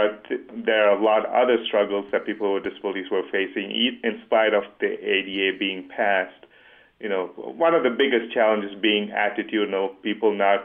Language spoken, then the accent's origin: English; Dubai, United Arab Emirates; moved away; growing up in Dubai